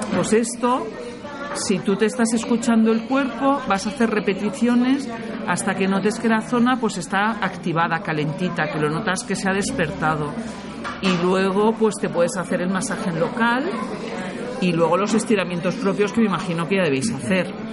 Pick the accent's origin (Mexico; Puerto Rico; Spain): Spain; Barcelona, Catalonia; Yo vengo del Mediterráneo, soy de Barcelona